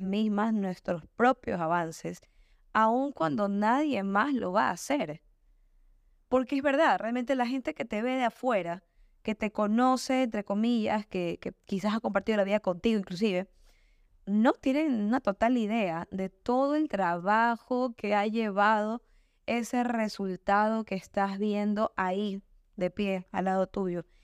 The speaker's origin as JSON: {"language": "Spanish", "town": "Guayaquil", "region": "Guayas", "country": "Ecuador", "said": "yo soy ecuatoriana, yo soy oaxaca, yo soy Guayaquil"}